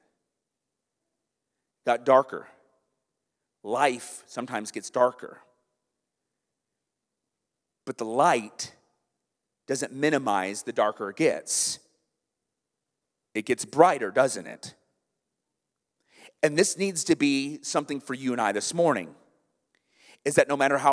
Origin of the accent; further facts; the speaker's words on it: Iowa, United States; now in Kenosha, United States; I'm from Iowa